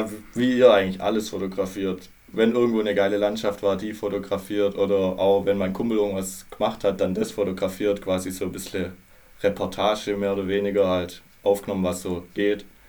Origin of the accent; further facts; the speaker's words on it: Baden-Württemberg, Germany; accent: Baden-Württemberg accent; also born or lived in Australia; ich wohne in Baden-Württemberg, wie ihr wahrscheinlich an meinem Akzent schon hört